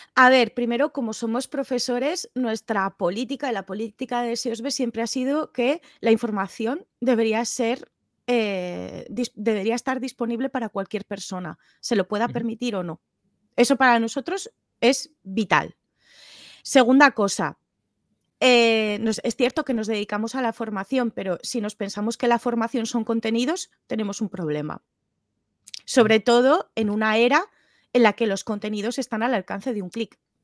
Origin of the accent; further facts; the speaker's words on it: Tudela, Navarre, Spain; moved away as an adult; also born or lived in Barcelona; yo vengo de Tudela, Navarra, que es un pueblo más o menos pequeñito